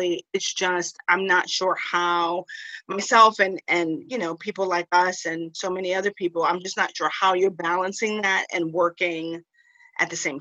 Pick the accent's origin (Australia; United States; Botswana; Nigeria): United States; New York City, New York; I'm originally a New Yorker. I'm from the Bronx, born and bred